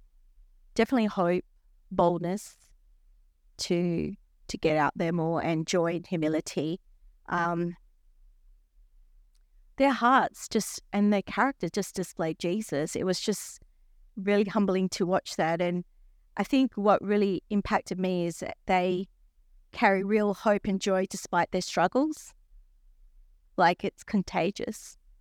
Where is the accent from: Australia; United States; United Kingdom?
Australia; Like, we're from Australia, we're going to help you.